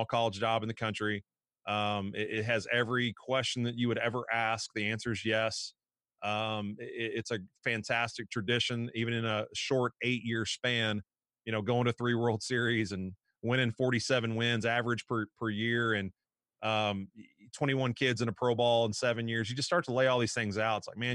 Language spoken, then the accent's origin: English; Frankfort, Kentucky, United States; moved away; I'm from Frankfort, Kentucky